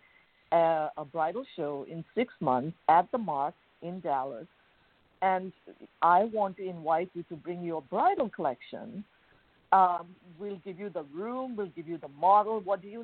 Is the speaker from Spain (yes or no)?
no; Bangkok, Thailand; moved away as an adult; I was born and raised in Thailand, in Bangkok